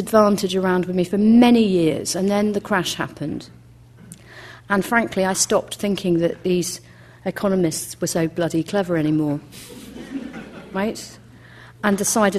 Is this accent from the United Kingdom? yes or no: yes; United Kingdom; growing up in Britain